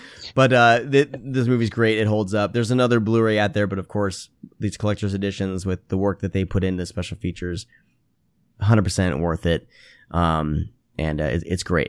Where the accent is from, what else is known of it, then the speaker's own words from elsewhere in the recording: Iowa, United States; moved away; I grew up in Iowa